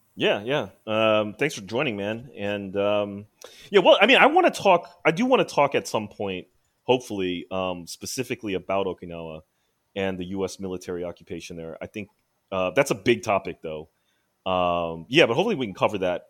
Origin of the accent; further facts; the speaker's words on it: United States; I'm Asian American, obviously, I was born in America